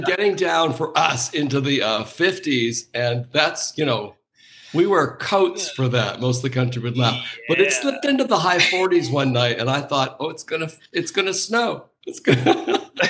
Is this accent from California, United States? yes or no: yes; Anaheim, California, United States; I grew up near Disneyland, so this was in Anaheim